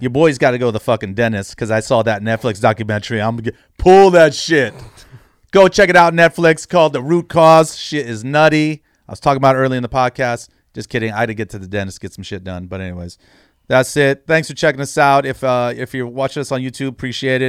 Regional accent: San Jose, California, United States; I'm from San Jose, it's, you know, decent sized city

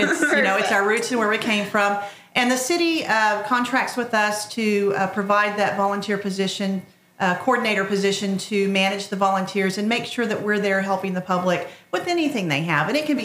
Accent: Lawton, Oklahoma, United States; also born or lived in Tennessee; I am a transplant Oklahoman. I moved here from Tennessee when I was 8 years old and grew up in Lawton, Oklahoma.

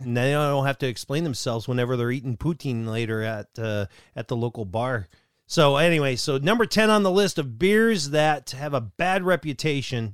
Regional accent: Allegan, Michigan, United States; out of Allegan, Michigan, my hometown, right here

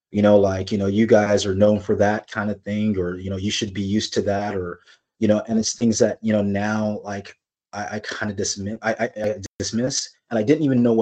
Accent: California, United States; now in Kirkland, United States; When I came from California, California, the melting pot, you know, like I I spoke Spanish.

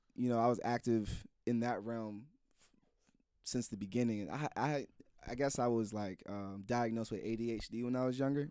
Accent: Silver Spring, Maryland, United States; I'm from the Silver Spring, Maryland, D N V area

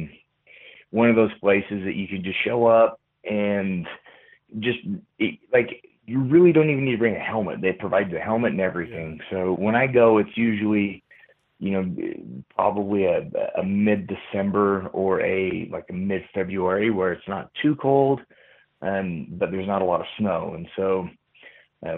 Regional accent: Utah, United States; I'm from Utah, so it's like, I love the snow in that sense

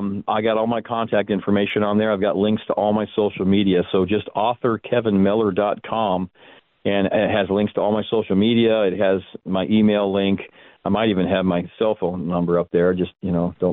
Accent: Tempe, Arizona, United States; I grew up in Tempe

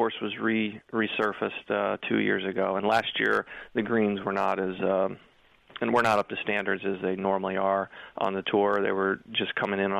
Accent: Cincinnati, Ohio, United States; moved away as an adult; now in Florida, United States; I grew up in Cincinnati, Ohio

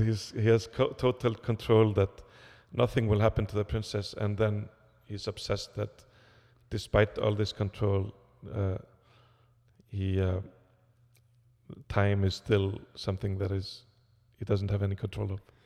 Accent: Iceland; I come from Iceland

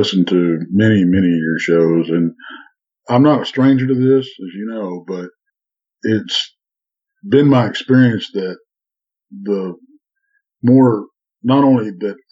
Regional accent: Texas, United States; Well, I'm in Texas, of course. Born and bred in Texas.

